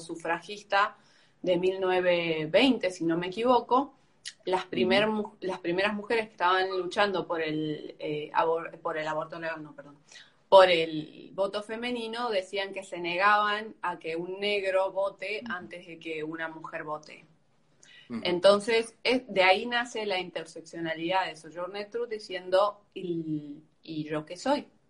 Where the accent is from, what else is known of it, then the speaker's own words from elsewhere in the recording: Argentina; soy argentina, nací en Argentina